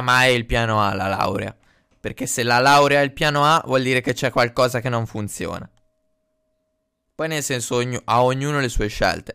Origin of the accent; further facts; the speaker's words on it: Sarzana, Liguria, Italy; moved away as an adult; now in Bologna, Italy; sono di Sarzana